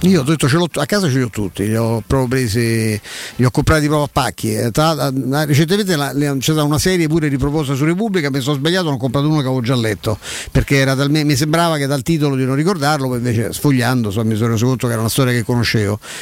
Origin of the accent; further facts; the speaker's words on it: Rome, Lazio, Italy; sono cresciuto a Vigna Clara